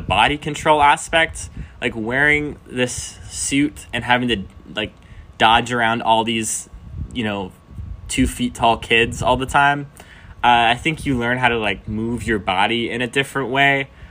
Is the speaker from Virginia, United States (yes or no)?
no; Alabama, United States; moved away as an adult; now in Nashville, United States; I'm from Alabama